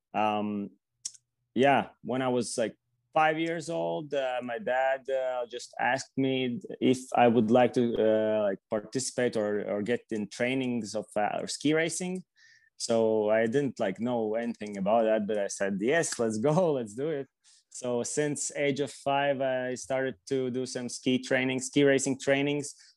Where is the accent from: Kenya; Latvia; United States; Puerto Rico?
Latvia; Riga; also born or lived in Latgale; I'm from uh, Riga, which is the capital city. I, am born here and uh, basically like spend my whole life here